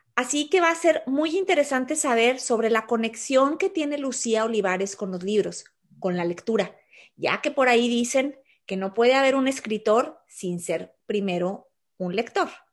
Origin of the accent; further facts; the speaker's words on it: Torreón, Coahuila, Mexico; originaria de Torreón, Coahuila, México, por cierto, mi tierra